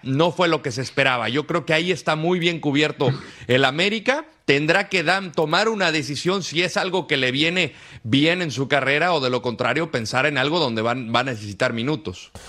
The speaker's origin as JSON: {"language": "Spanish", "region": "Aguascalientes", "country": "Mexico", "said": "soy de Aguascalientes, me tocó vivir esa etapa"}